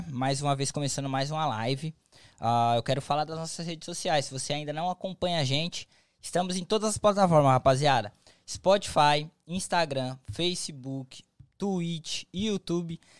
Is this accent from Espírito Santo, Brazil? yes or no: no; Minas Gerais, Brazil; moved away as an adult; now in Massachusetts, United States; eu sou de Minas Gerais